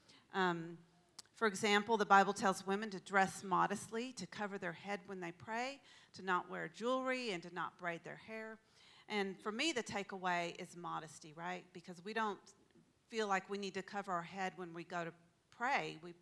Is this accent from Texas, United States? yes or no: yes; Texas, United States; now in Pacific Northwest, United States; I grew up in Texas, as most of you probably know, and the culture there is really quite different than it is here in the Pacific Northwest.